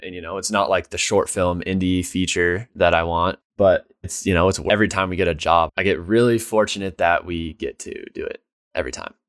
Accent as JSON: {"language": "English", "town": "Dillon", "country": "United States", "tie": "born or raised there", "said": "growing up in Dillon, there was very little"}